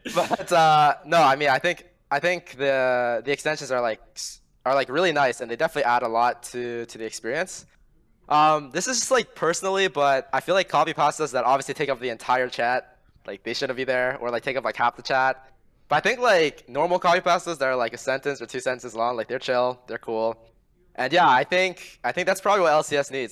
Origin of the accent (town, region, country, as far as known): Ontario, Canada